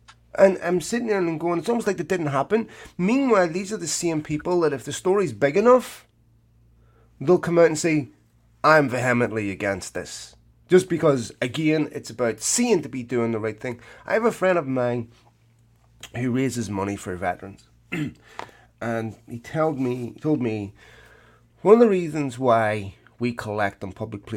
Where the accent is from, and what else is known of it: Ireland